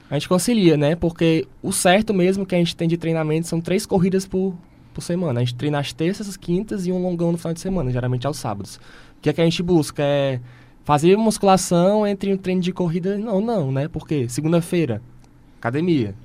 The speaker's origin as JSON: {"language": "Portuguese", "region": "Ceará", "country": "Brazil", "said": "nós, como cearenses"}